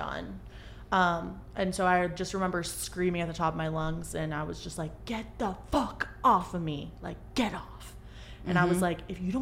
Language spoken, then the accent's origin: English; Charlotte, North Carolina, United States; moved away as an adult; now in California, United States; I am originally from Charlotte, North Carolina, grew up there most of my life. And I came out to California to get clean and sober